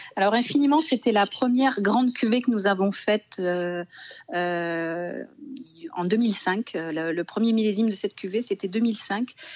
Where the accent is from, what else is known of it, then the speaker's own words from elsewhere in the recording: Bordeaux, Nouvelle-Aquitaine, France; now in Roussillon, France; Je suis bordelaise